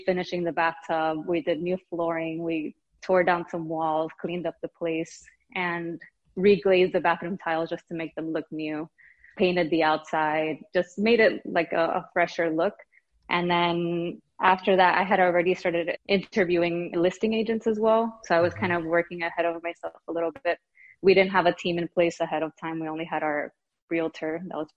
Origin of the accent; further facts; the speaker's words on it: Miami, Florida, United States; moved away as an adult; now in Brooklyn, United States; I'm originally from Miami, Florida. My husband and I moved to Brooklyn, New York 4 years ago